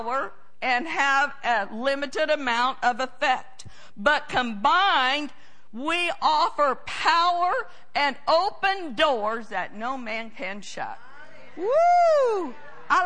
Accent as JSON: {"language": "English", "country": "United States", "said": "I'm an American"}